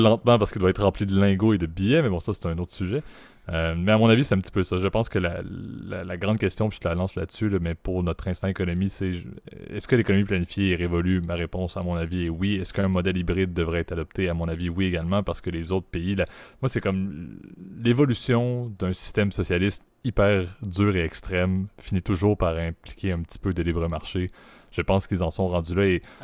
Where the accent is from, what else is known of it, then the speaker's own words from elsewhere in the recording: Canada; en tant que Canadien